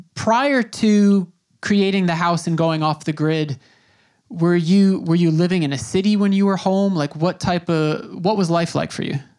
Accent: Long Island, New York, United States; first language English; I grew up on Long Island in New York

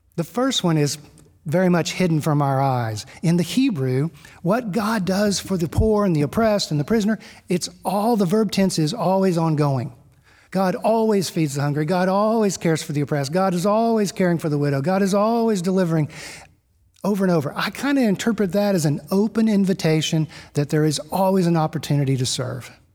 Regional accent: Gulf Coast of Texas, United States; I grew up on the Gulf Coast of Texas

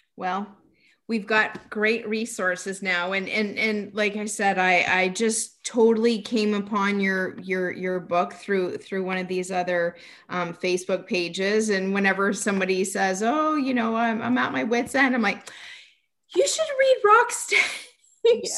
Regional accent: Canada; I'm from Canada

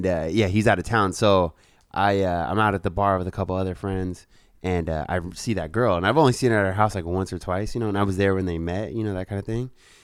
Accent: San Francisco, California, United States; there's one in the park from when I was a kid from Golgate Park

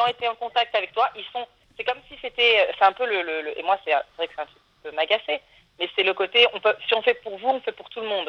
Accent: France; now in Switzerland; je suis française

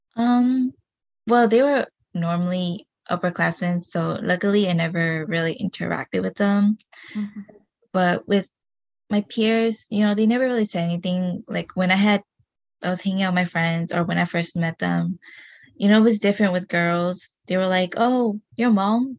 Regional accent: United States; first language Hmong; you're you're born here

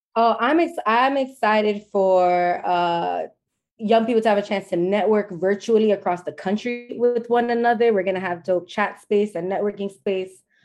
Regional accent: New York City, New York, United States; I was born and raised in the South Bronx

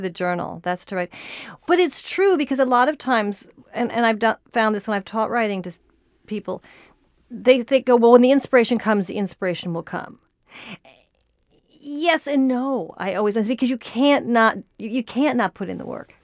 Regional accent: Santa Barbara, California, United States; I grew up in Santa Barbara

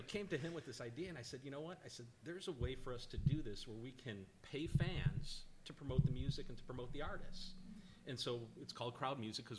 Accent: Chicago, Illinois, United States; now in Nashville, United States; From Chicago.

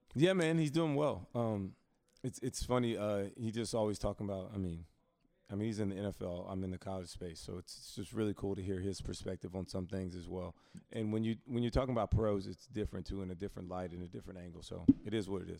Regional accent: Alabama, United States; moved away; my home state, Alabama

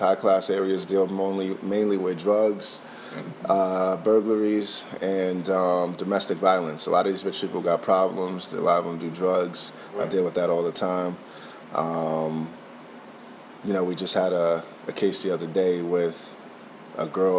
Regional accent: West Windsor, New Jersey, United States; also born or lived in Livingston, New Jersey; raised in West Windsor Plainsville, New Jersey

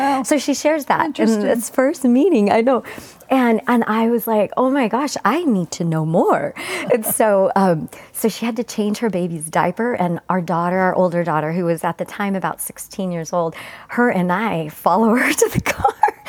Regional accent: Mesa, Arizona, United States; also born or lived in Gilbert, Arizona; all our years growing up in Mesa and Gilbert, Arizona, we had never met a Christian in our lives.

